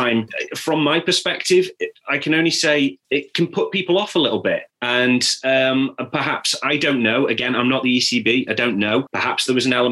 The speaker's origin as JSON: {"language": "English", "town": "Stoke-on-Trent", "region": "West Midlands", "country": "United Kingdom", "tie": "born or raised there", "said": "I grew up in North Staffordshire."}